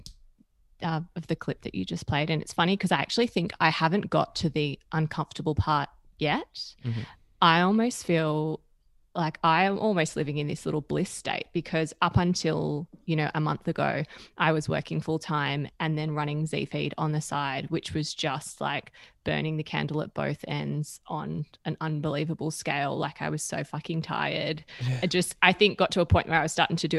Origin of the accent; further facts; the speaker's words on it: Perth, Western Australia, Australia; I'm from Perth. I'm from WA